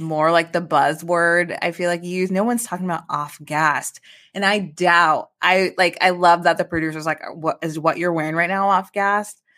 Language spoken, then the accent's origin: English; Midwest, United States